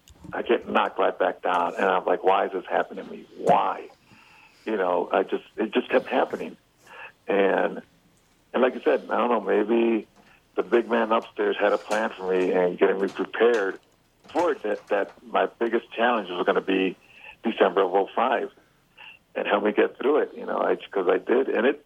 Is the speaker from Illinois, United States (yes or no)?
yes; Chicago, Illinois, United States; Well, I'm from Chicago, so I'm White Sox.